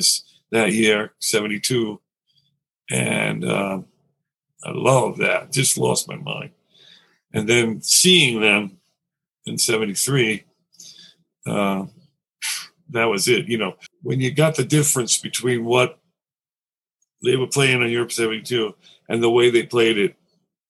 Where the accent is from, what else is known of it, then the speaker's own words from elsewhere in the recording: New York City, New York, United States; also born or lived in Nassau County, Long Island; I grew up in Queens in Astoria, and we moved out to Nassau County, to Long Island